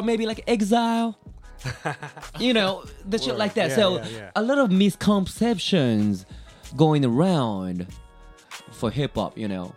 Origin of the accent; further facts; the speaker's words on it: Tokyo, Japan; English is a second language; born and raised